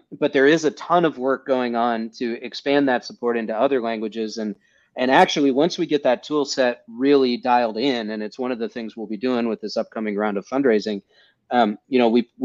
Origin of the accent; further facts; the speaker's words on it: United States; I'm an American